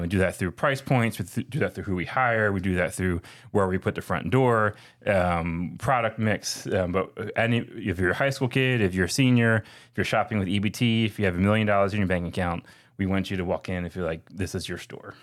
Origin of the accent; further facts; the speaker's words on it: Philadelphia, Pennsylvania, United States; now in Atlanta, United States; I'm from Philly